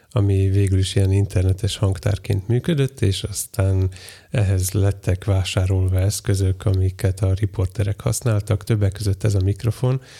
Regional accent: Hungary; mivel én magyar vagyok, ezért én is föltalálom újból

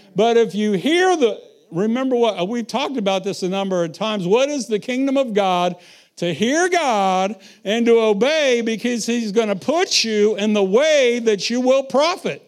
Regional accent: United States; moved away; I was raised around the Missouri River

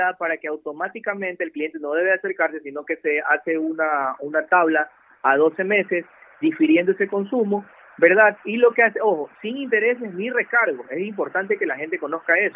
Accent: Ecuador; nosotros como ecuatorianos

